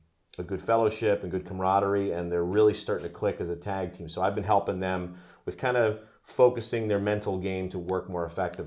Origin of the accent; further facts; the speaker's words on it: New Jersey, United States; I went up to New York, which was great because I'm from New Jersey.